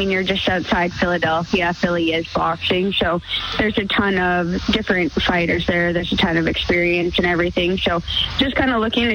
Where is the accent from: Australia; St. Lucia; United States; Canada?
Canada; Sherwood Park, Alberta; I'm from Sherwood Park